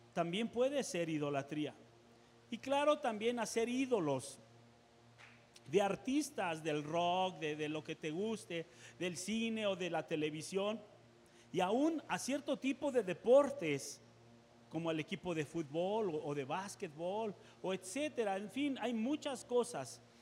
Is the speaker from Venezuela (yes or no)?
no; Mexico; nosotros como seres humanos, como sociedad mexicana